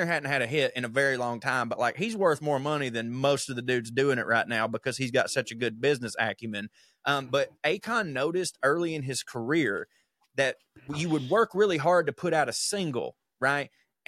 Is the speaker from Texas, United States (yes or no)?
yes; Texas, United States; also born or lived in Oklahoma; I consider myself a Texan. I grew up in Texas and Oklahoma.